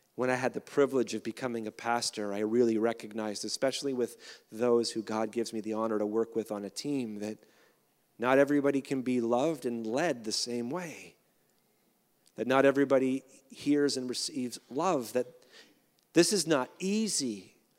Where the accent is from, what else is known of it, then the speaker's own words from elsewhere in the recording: Canada; as a Canadian